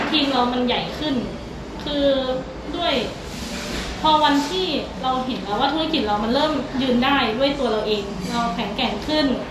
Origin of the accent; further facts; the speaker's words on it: Khon Kaen, Thailand; เราเป็นคนขอนแก่นเราก็เลยไม่ได้อยากไปอยู่ที่อื่นเพราะว่ามีคุณพ่อคุณแม่ด้วย